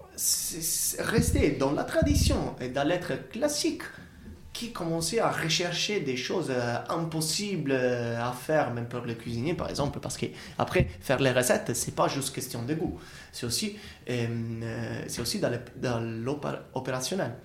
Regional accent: Italy; French is a second language; now in France; on a des fruits ou des légumes qu'on a chez nous en Italie et qu'on a la tradition d'utiliser

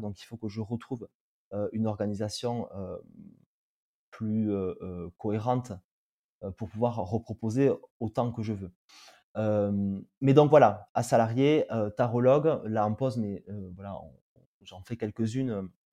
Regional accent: Tarbes, Occitania, France; je suis du sud-ouest de la France. Je suis né à Tarbes et j'ai grandi à Tarbes à côté de Lourdes.

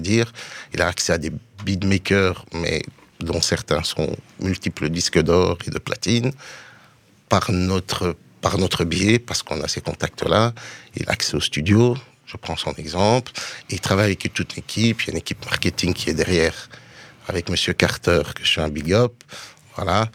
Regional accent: Brussels, Brussels-Capital Region, Belgium; je suis de Bruxelles

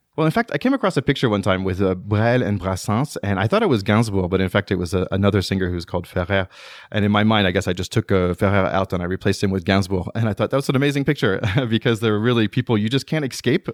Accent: United States; moved away as an adult; now in France; as an American

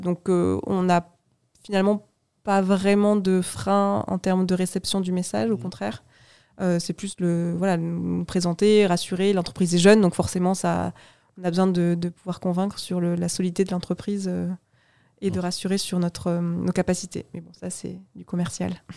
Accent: Toulouse, Occitania, France; moved away as an adult; now in Bordeaux, France; J'ai grandi à Toulouse

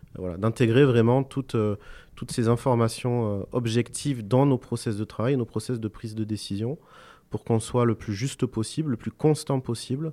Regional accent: Cahors, Occitania, France; je suis originaire de Cahors

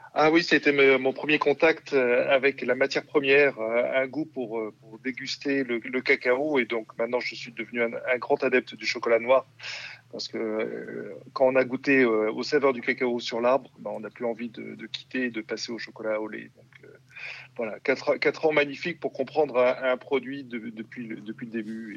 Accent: Bordeaux, Nouvelle-Aquitaine, France; also born or lived in Perpignan; now in Hauts-de-France, France; je suis d'origine de Bordeaux

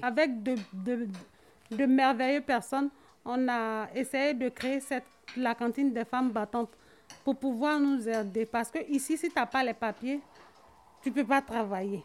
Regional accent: Côte d’Ivoire; moved away as an adult; now in France; je viens de la Côte d'Ivoire

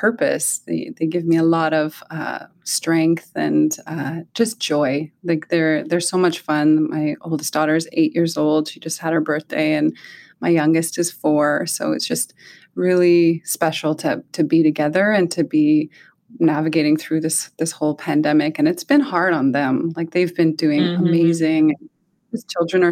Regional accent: Alert Bay, British Columbia, Canada; I live in my home community in Alert Bay. That's northern Vancouver Island and Namgis territory

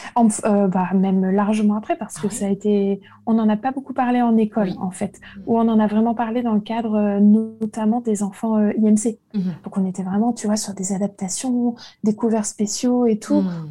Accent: Lille, Hauts-de-France, France; now in Versailles, France; suis née à Lille, maintenant j'habite à Versailles.

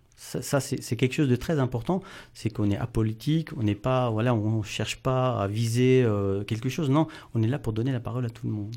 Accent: Wittenheim, Grand Est, France; Je suis de Wittenheim

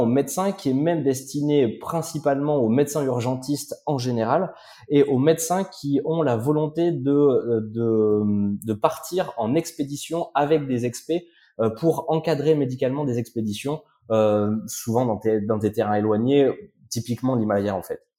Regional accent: Haute-Loire, Auvergne-Rhône-Alpes, France; also born or lived in Le Puy-en-Velay; je suis né au Puy-en-Velay, en Haute-Loire, mmh. euh, et assez rapidement, avec mes parents, on est allé s'installer euh, dans un tout petit, dans un tout petit hameau qui est qui est perdu au fin fond de la Haute-Loire

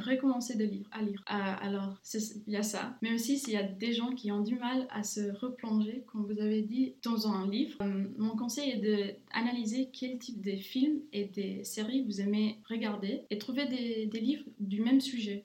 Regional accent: Luxembourg; also born or lived in Romania / England / Ireland; j'habite au Luxembourg dès que j'ai 7 ans. Je viens de la Roumanie

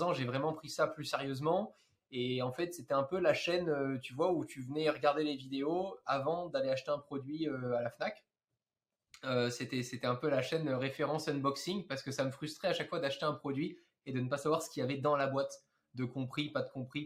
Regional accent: Monaco; dans ma chambre à Monaco, puisque je suis monégasque

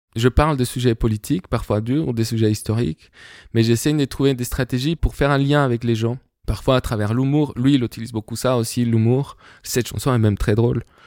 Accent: Bogotá, Colombia; French is a second language; moved away; Je suis né et grandi en Colombie, à Bogota, dans différents quartiers

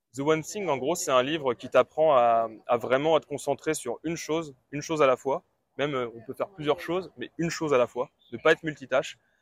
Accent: Brittany, France; je suis de Bretagne, j'ai 27 ans

